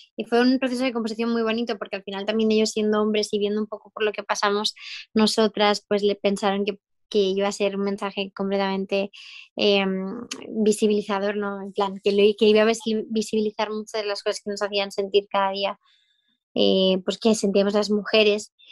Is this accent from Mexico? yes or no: no; Mendoza, Argentina; soy de Mendoza, Argentina.